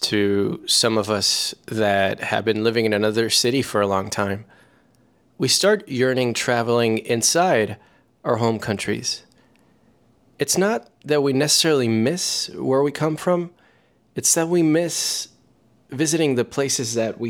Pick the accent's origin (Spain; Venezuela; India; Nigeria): Venezuela; Caracas, Capital District; now in New York, United States; Astoria and Bushwick in particular sometimes feel like being back home in Caracas.